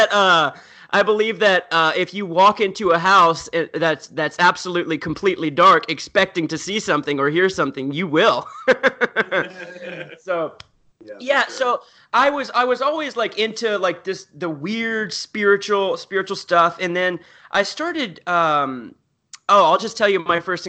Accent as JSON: {"language": "English", "region": "the South", "country": "United States", "tie": "born or raised there", "said": "I grew up in the South"}